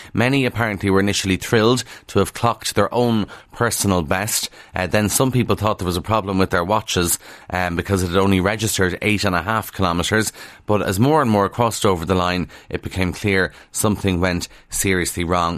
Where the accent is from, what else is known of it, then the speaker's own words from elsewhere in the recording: Ireland; we're so sun-starved in Ireland